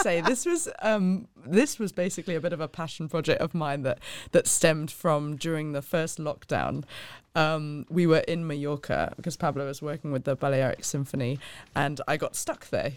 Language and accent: English; Hong Kong; moved away as an adult; also born or lived in London; I was born and raised in Hong Kong, spent the first eighteen years of my life there and absolutely loved it.